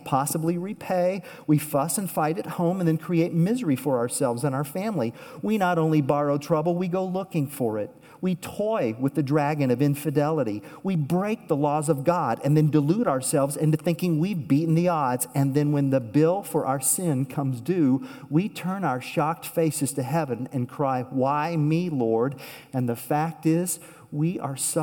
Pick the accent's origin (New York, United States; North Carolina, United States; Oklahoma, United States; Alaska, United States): Oklahoma, United States; Tulsa; moved away; I grew up in Tulsa, Oklahoma, and years ago, the church that I used to attend there